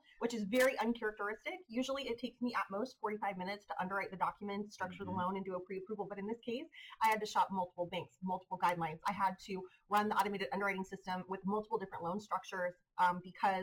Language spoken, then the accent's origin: English; Modesto, California, United States; I was born and raised in West Modesto.